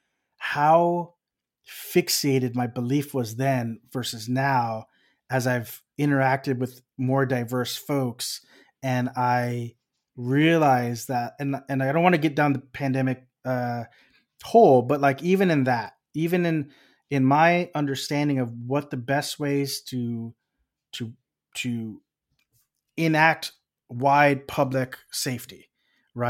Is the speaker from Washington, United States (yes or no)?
no; Texas, United States; moved away; we're from Texas